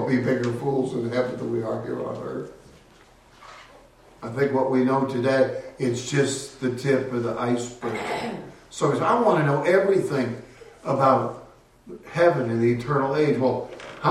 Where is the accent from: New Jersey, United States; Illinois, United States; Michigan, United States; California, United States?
California, United States; Castro Valley; My hometown of Castro Valley